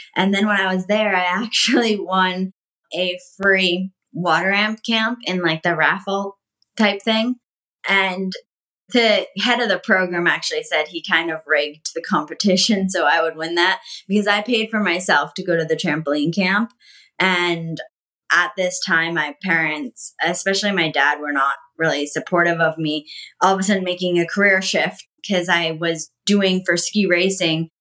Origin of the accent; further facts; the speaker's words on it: Connecticut, United States; I grew up in Connecticut